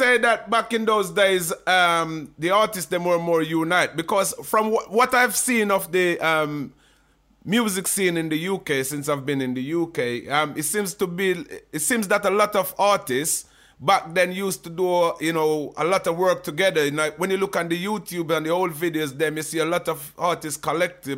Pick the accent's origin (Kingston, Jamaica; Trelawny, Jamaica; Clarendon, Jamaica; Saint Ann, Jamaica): Saint Ann, Jamaica; St. Ann; now in England; I was born and raised in St. Anne, Jamaica